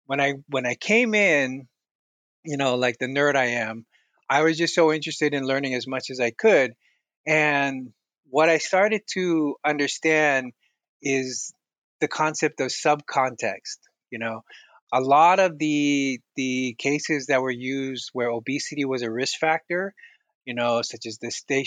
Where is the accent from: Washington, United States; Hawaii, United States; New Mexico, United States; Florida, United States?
Hawaii, United States; So I was born and raised in Hawaii. And so a lot of my upbringing was in the Pacific.